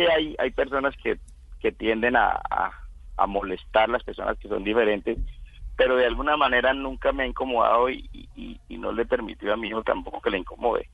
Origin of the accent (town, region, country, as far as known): Casanare, Colombia